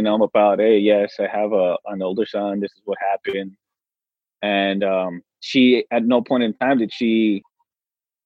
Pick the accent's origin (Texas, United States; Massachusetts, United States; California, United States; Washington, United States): Texas, United States; El Paso; we're from Texas. We're from El Paso